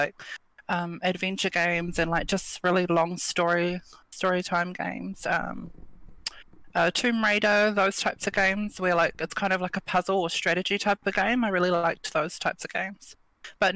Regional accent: Wellington, New Zealand; I'm from Wellington

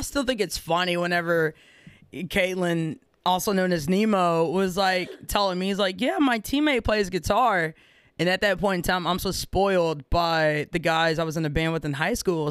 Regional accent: Rosebud, Texas, United States; I grew up in Rosebud, Texas

